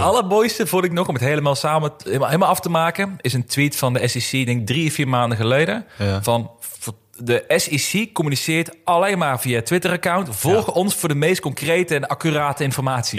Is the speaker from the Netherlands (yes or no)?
yes; Netherlands; als Nederlander zijnde